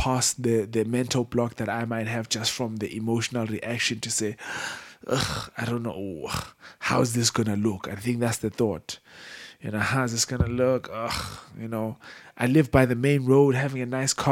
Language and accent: English; South Africa; I'm from South Africa and I've just grown up around just poverty